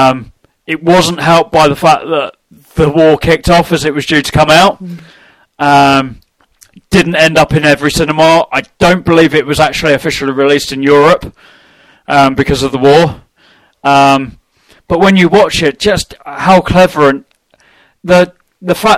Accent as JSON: {"language": "English", "region": "London", "country": "United Kingdom", "moved": "yes", "lives_now": "Nottingham, United Kingdom", "said": "I'm originally from North London, technically."}